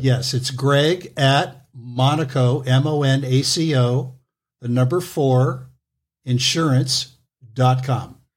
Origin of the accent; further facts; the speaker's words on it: Los Angeles, California, United States; I was born in Los Angeles